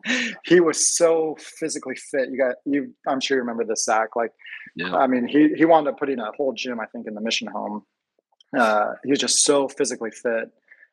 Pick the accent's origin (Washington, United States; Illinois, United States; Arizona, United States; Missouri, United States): Washington, United States; Seattle; Where are you from? I'm like, oh, I'm from, you know, Seattle.